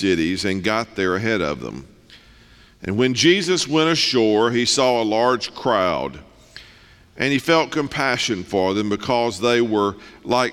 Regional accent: North Mississippi, United States; moved away as an adult; now in East Tennessee, United States; I'm born and raised in North Mississippi

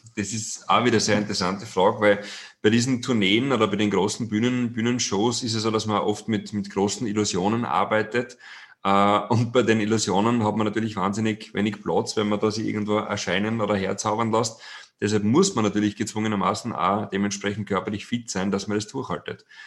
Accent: Styria, Austria; bin gebürtiger Steirer

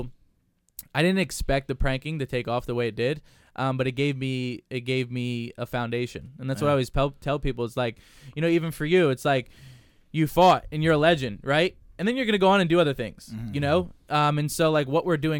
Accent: New Jersey, United States; growing up in Jersey, wrestling's always a big deal

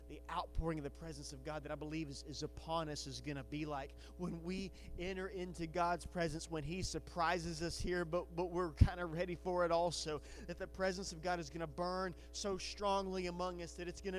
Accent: Batesville, Arkansas, United States; I grew up in Batesville, and I love Batesville

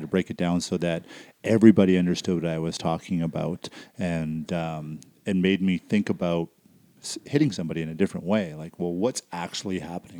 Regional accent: Surrey, British Columbia, Canada; now in Calgary area, Canada; I grew up in Surrey

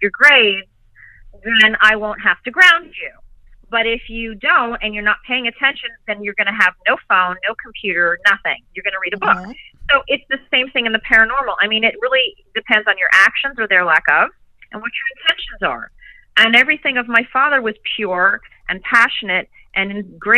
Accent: New York, United States; I am from New York

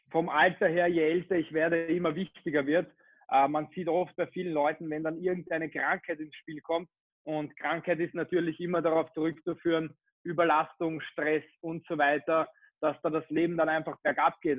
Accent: Vienna, Austria; ich bin aus Wien, bin äh, 22 Jahre, nächstes Monat 23 Jahre alt

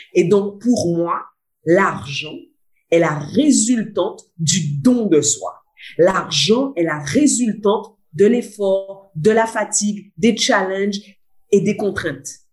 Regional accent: Guadeloupe; now in Réunion; je suis une Guadeloupéenne importée en pays de Bourbon. Donc, je suis une Guadeloupéenne qui vit seulement à La Réunion

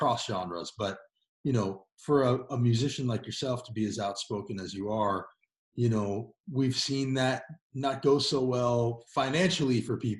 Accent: New York City, New York, United States; now in Tennessee, United States; I was born in New York, by the way, in Upper East Side.

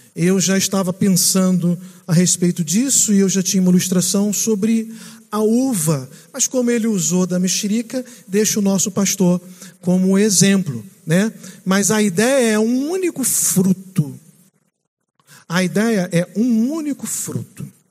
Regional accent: Rio de Janeiro, Brazil; moved away as an adult; also born or lived in Minas Gerais / Manaus; now in São Paulo, Brazil; Eu sou aqui do lado de vocês, do Rio de Janeiro

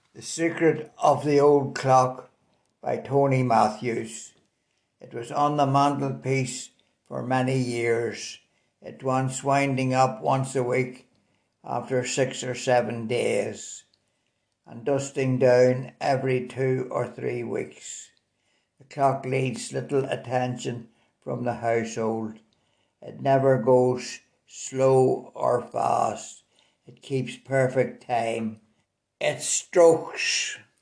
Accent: Belfast, Northern Ireland, United Kingdom; also born or lived in Tullyallen; I was born in Belfast in 1934 and went to school in Tullyallen during the war years. I lived there with my granny and grandpa. They were great years. I came back to Belfast when I was seven or eight years old. I attended St Kevin's School

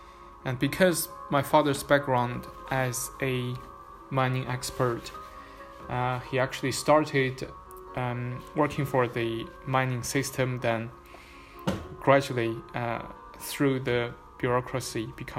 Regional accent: Xining, Qinghai, China; born there; But the reason why I was born in Xining is because my father was working there. My father was working in Qinghai province by the time I was born.

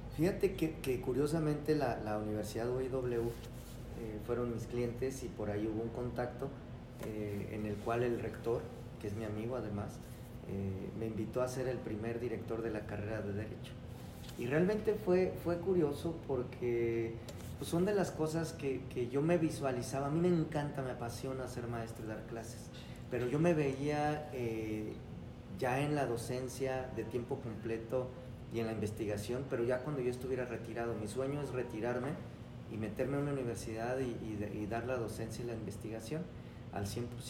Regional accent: Irapuato, Guanajuato, Mexico; also born or lived in León, Guanajuato; de Irapuato de toda la vida. Aquí en mi tierra fresera, aquí, nací

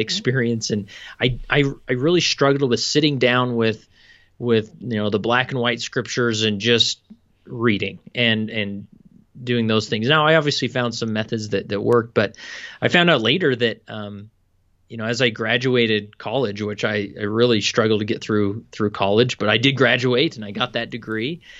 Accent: West Valley City, Utah, United States; I am, uh, born and raised in West Valley City, Utah

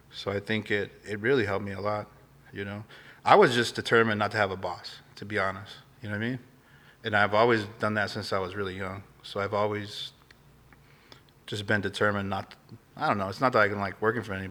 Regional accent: Glendale, Arizona, United States; I grew up in Glendale, so okay. I'm I'm from, you know, Phoenix.

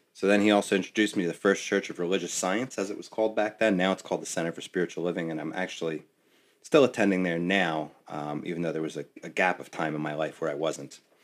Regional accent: West Orange, New Jersey, United States; my hometown, no less, in West Orange

